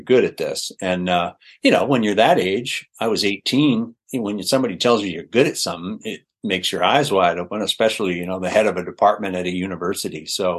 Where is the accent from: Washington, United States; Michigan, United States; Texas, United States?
Washington, United States; Spokane; born there; I was born in Spokane, and we moved around a bit because my dad was a radio man.